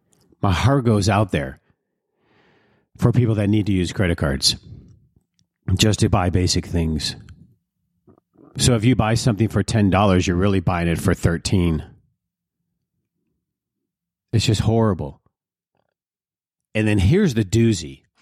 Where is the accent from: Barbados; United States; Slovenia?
United States; Detroit, Michigan; They're like areas I grew up in Detroit, where people would, they worked hard.